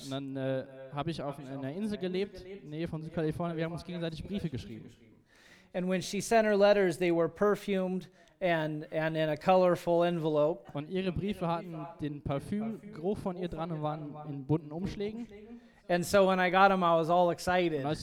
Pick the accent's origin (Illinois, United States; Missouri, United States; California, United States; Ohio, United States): California, United States; But I grew up in Southern California.